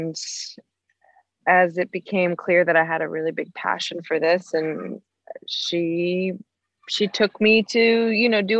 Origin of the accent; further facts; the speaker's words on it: Ashfield, Massachusetts, United States; I grew up in Ashfield, Massachusetts, where my mom still lives